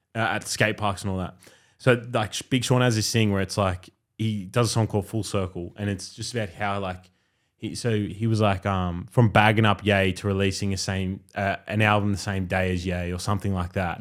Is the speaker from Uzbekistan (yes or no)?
no; Australia; I grew up in Australia my whole life